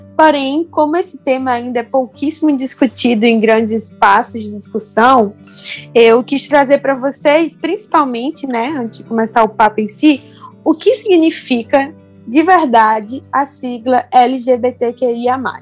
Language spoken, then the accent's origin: Portuguese; Rio Grande do Norte, Brazil; sou potiguar do Nordeste